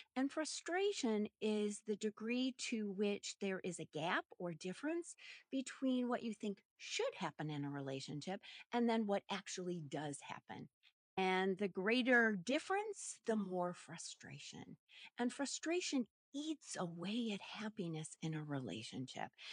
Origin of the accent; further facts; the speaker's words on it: Minneapolis, Minnesota, United States; I'm a Midwestern gal, born and raised in Minneapolis, Minnesota